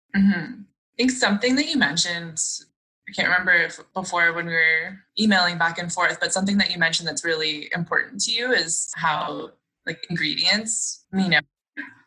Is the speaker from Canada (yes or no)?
yes; Sudbury, Ontario, Canada; I'm from Sudbury